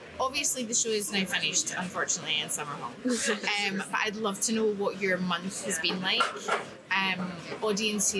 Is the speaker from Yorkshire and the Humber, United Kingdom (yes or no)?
no; Scotland, United Kingdom; I'm so Scottish